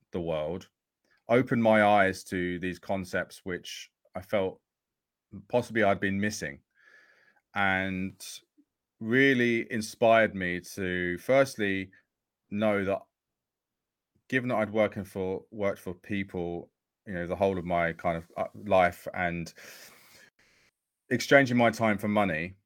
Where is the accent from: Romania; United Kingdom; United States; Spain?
United Kingdom; Essex, East of England; I grew up in Essex